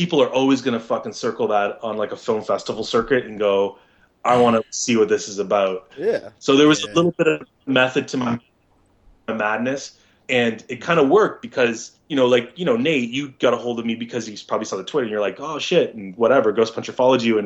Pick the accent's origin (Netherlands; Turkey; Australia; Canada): Canada; I'm a Canadian actor